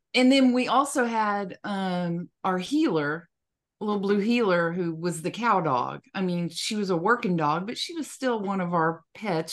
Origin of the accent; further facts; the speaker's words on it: West Texas, United States; growing up in West Texas, snakes were all, all around us all the time.